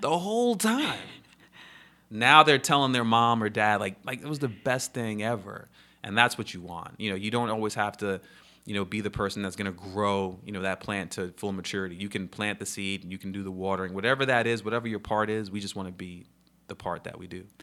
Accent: New York, United States; moved away as an adult; now in Charlotte, United States; I was a camp counselor, you know, growing up in New York

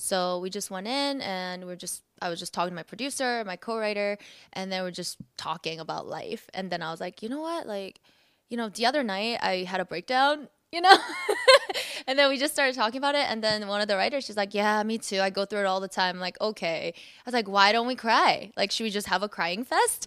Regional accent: South Korea; now in United States; I was born in Korea, so I was raised in, born and raised in, you know, Asia.

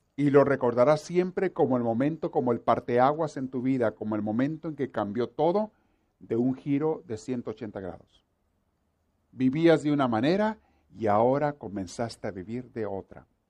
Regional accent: Mexico; somos los mexicanos

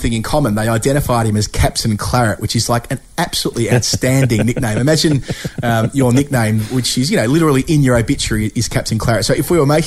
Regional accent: Australia; when Jeff and I were growing up in Australia

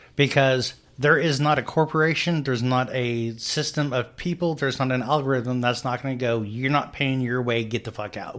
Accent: United States; we're modern American adults

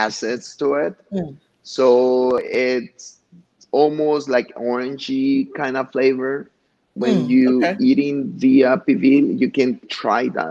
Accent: Huitzuco, Guerrero, Mexico; now in Chicago, United States; this is like a museum of Huitzuco, my hometown

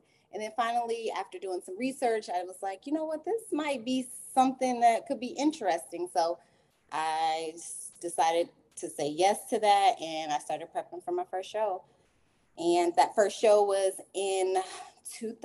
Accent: Illinois, United States; now in Killeen, United States; I'm originally from Illinois. I am currently living in Texas, in Killeen, Texas.

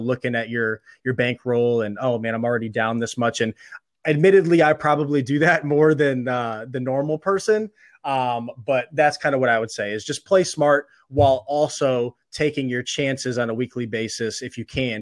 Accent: Illinois, United States; also born or lived in Missouri; now in Pennsylvania, United States; I live in Pennsylvania now, but I'm originally from Illinois in the Midwest

